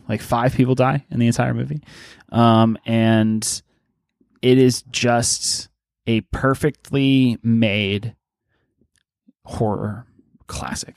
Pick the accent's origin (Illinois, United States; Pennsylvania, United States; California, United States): Pennsylvania, United States; Pittsburgh; I'm from Pittsburgh